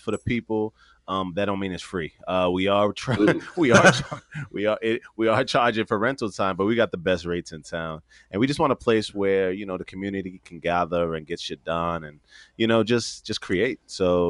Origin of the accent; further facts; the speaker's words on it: Prince George's County, Maryland, United States; I'm from Prince George's County, and we are out here.